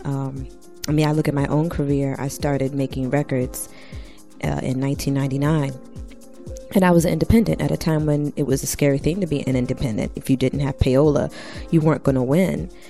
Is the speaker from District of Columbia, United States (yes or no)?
yes; Washington, District of Columbia, United States; also born or lived in Ghana (ancestry); now in Brooklyn, United States; I am Ghanaian American by way of Washington, D.C. I live here in BK World with my sweetheart